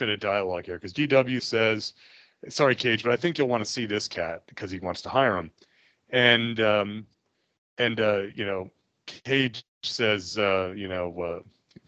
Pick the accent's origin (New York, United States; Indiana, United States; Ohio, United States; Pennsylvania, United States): New York, United States; New York City; As a New Yorker by birth